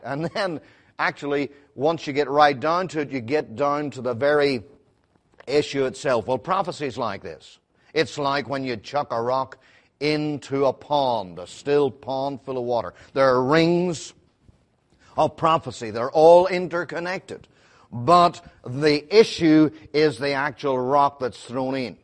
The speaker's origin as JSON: {"language": "English", "town": "Belfast", "region": "Northern Ireland", "country": "United Kingdom", "said": "I'm from Belfast"}